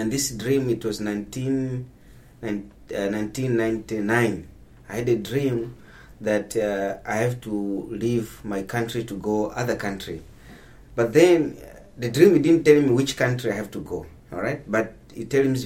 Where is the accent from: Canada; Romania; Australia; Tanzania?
Tanzania; Masasi, Mtwara; moved away as an adult; also born or lived in Dar es Salaam / Durban; now in Cape Town, South Africa; I'm from Tanzania, a place called Mtwara, the city called Masasi. I grew up there, born there